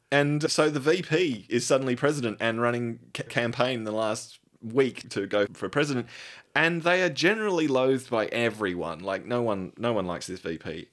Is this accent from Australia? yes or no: yes; Australia; I am an Australian.